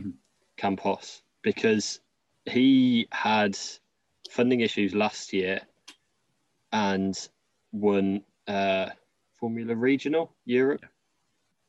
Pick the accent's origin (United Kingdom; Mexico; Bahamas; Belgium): United Kingdom; Coventry, West Midlands; I'm from Coventry, and that's in the middle